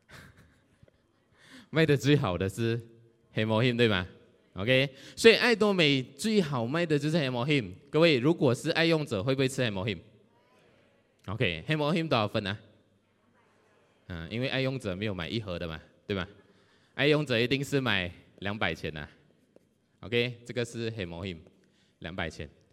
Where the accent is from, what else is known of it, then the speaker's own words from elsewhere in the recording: Johor Bahru, Johor, Malaysia; 我来自柔佛新山